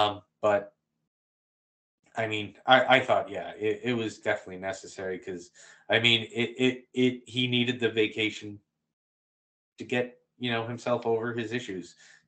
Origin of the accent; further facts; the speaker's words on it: Boston, Massachusetts, United States; I'm from Boston.